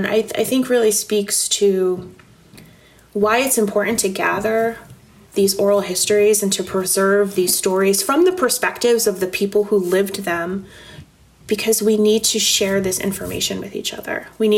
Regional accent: Northeast, United States; as I mentioned, I'm from the Northeast and Alvin is from the Deep South

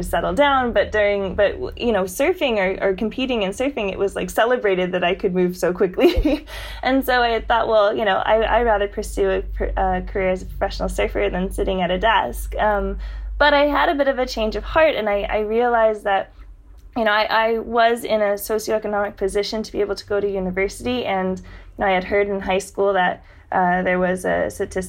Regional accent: San Diego, California, United States; growing up in San Diego. That's San Diego, California, right along the border.

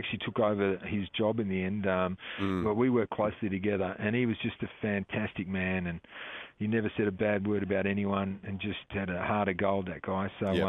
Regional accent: Canberra, Australian Capital Territory, Australia; I love rugby league because I'm from Canberra

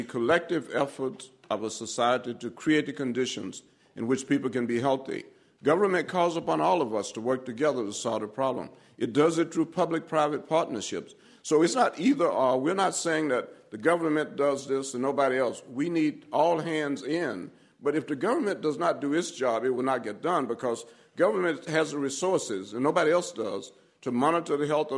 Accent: Alabama, United States; I grew up in Alabama at a time of segregation and discrimination

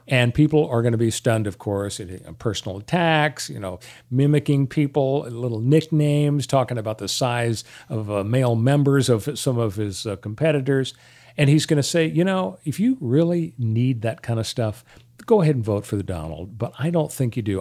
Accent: Los Angeles, California, United States; I grew up in Canoga Park

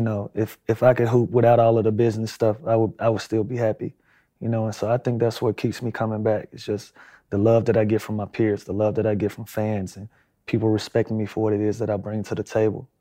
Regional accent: Atlanta, Georgia, United States; also born or lived in Los Angeles; here in Atlanta

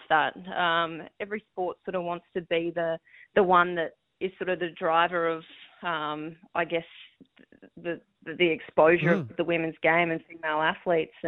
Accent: Queensland, Australia; I'm a Queenslander through and through

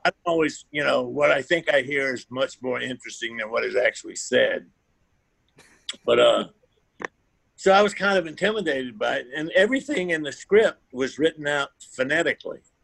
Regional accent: Georgia, United States; also born or lived in the South; now in California, United States; I'm from Georgia, so I'm used to people talking.

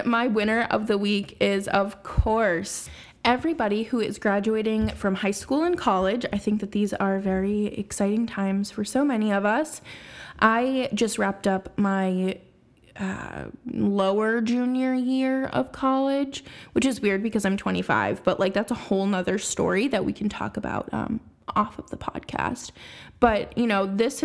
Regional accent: Boston, Massachusetts, United States; my hometown team

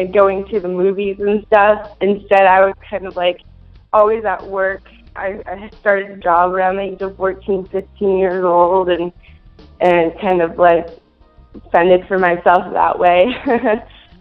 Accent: Minnesota, United States; now in California, United States; I'm originally from Minnesota. I was born and raised

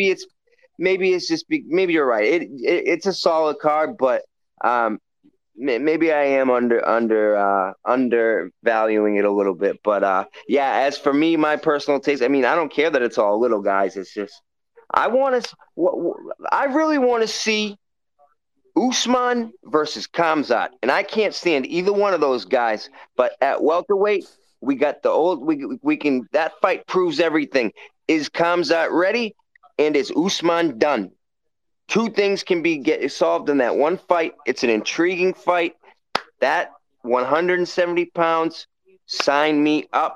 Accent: Waltham, Massachusetts, United States; I'm from Waltham

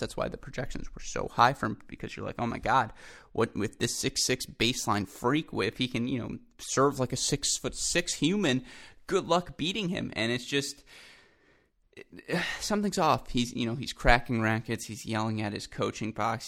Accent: Ann Arbor, Michigan, United States; my hometown

